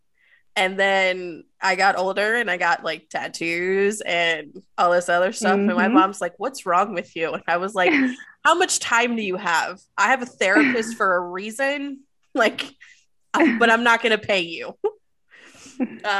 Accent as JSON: {"language": "English", "region": "Maryland", "country": "United States", "tie": "born or raised there", "said": "I grew up in Maryland"}